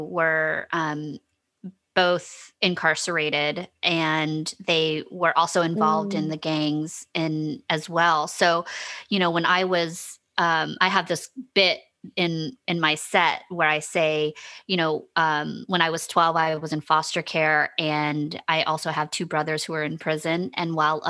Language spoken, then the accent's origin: English; the South, United States; I'm from the South also